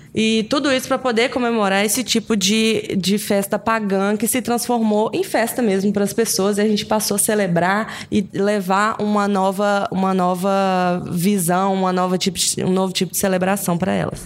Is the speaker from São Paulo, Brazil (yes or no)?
no; Minas Gerais, Brazil; moved away as an adult; now in Espírito Santo, Brazil; eu sou mineira